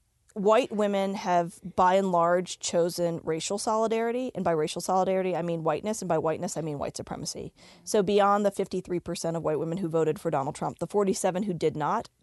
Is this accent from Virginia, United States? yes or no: yes; Richmond, Virginia, United States; now in Denver, United States; growing up in Richmond, Virginia, in the 70s and 80s, I grew up with a tiny Indian community